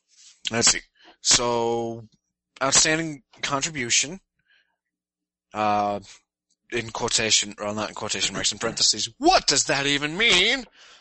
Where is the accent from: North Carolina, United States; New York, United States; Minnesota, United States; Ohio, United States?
Minnesota, United States